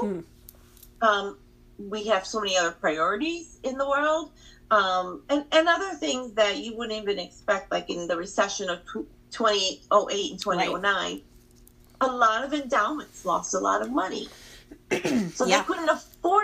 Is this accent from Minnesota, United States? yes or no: no; Michigan, United States; I grew up in Michigan. My parents immigrated from Pakistan